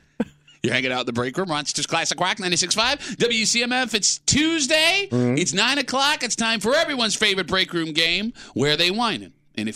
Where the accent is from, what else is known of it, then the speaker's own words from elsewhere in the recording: Gates, New York, United States; I grew up in Gates.